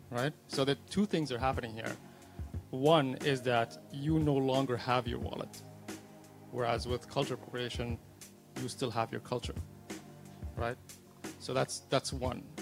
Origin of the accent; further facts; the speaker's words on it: Abu Dhabi, United Arab Emirates; I'm born and raised in Abu Dhabi. I still live there.